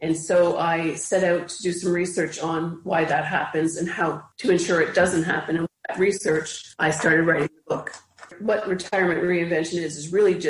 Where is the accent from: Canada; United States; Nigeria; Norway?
Canada; Ottawa, Ontario; also born or lived in Toronto, Canada; now in Cobourg, Canada; I grew up in Ottawa, which is the capital of Canada, for most of my life, for most of my childhood and part of my adult